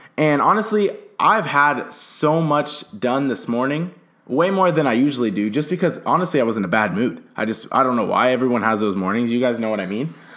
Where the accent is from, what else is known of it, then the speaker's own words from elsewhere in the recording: Southern California, United States; now in Phoenix, United States; I'm from Southern California. I currently live in Phoenix, Arizona.